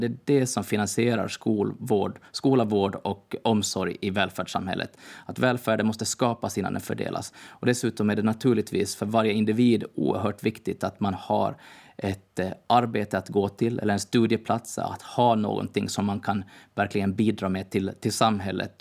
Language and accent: Swedish; Åland Islands